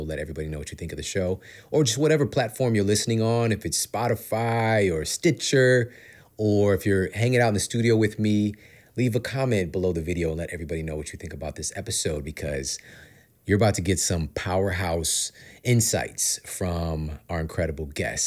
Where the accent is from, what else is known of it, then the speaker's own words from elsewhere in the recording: St. Louis, Missouri, United States; moved away as an adult; now in Los Angeles, United States; I grew up, born and raised in St. Louis